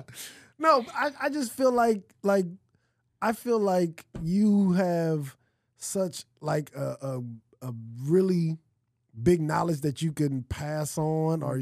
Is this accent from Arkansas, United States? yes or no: no; Los Angeles, California, United States; I'm from California. I'm from LA.